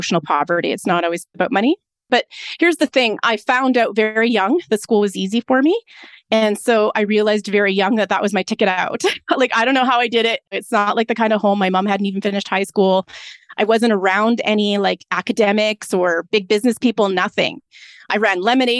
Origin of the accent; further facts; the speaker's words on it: Lethbridge, Alberta, Canada; I'm from the Lethbridge area. I was born in Lethbridge, Alberta.